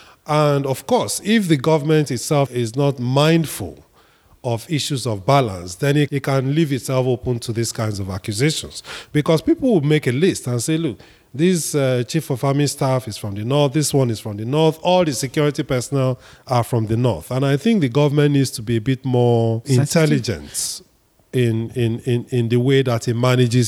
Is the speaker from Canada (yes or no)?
no; Ebonyi, Nigeria; I'm from Ebonyi State. The then secretary to government was also from Ebonyi State.